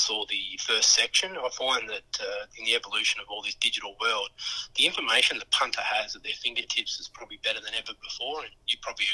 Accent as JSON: {"language": "English", "town": "Wagga Wagga", "region": "New South Wales", "country": "Australia", "tie": "born or raised there", "moved": "yes", "lives_now": "Bulli, Australia", "said": "I grew up in Wagga"}